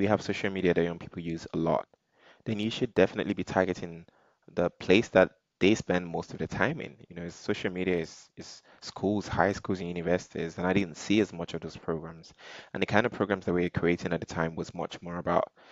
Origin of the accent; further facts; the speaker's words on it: Nigeria; being Nigerian